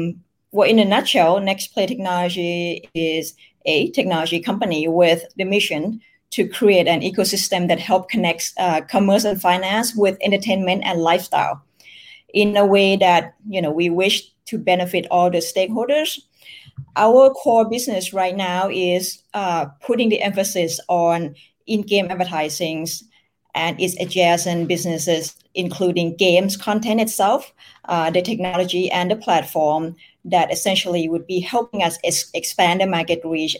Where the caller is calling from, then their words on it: Bangkok, Thailand; I'm joining you from Bangkok, Thailand.